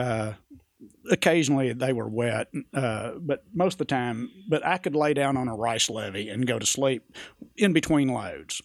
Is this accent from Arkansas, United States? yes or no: yes; Jonesboro, Arkansas, United States; accent: West Coast; also born or lived in Tunica, Mississippi / Baghdad, Arizona; I was born in Jonesboro, Arkansas